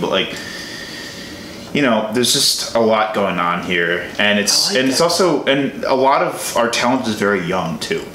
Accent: Chicago, Illinois, United States; now in Milwaukee, United States; I'm from the Chicago area

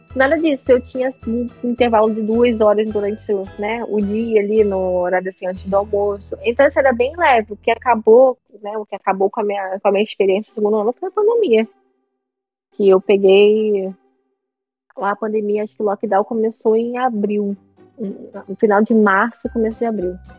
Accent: Brazil; moved away; eu sou do Brasil, eu falo português.

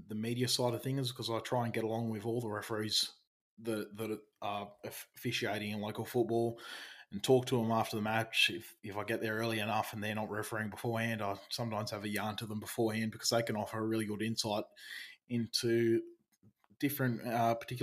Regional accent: Albion Park Rail, New South Wales, Australia; I grew up in Albion Park Rail

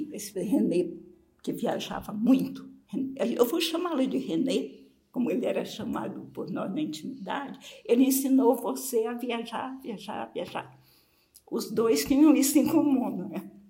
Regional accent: Maranhão, Brazil; moved away as an adult; Eu saí do Maranhão para São Paulo movida mais do que por um convite para trabalhar com literatura, que era a minha paixão, a minha formação em letras.

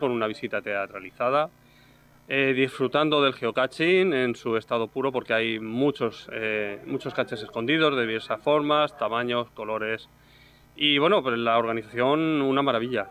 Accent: Albacete, Castilla-La Mancha, Spain; Albacete, de donde vengo

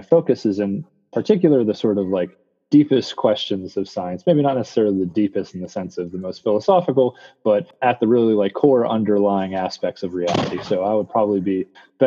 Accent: Bethel Park, Pennsylvania, United States; I grew up in Bethel Park, Pennsylvania

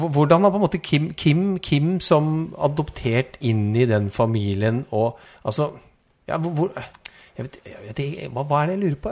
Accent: Trysil, Innlandet, Norway; jeg er altså fra Slettås, eller Nordre Tøråsen. Eller Tøråslia, Nordre Tøroslia eh, i Slettås i Trysil

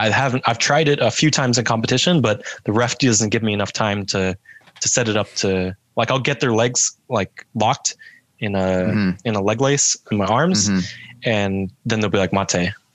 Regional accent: United States; I was born in America and then I got my Canadian citizenship through my mom from Canada.

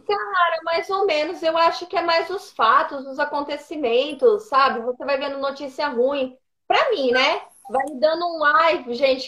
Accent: Colíder, Mato Grosso, Brazil; now in Cuiabá, Brazil; Em Colíder, no interior aqui do Mato Grosso.

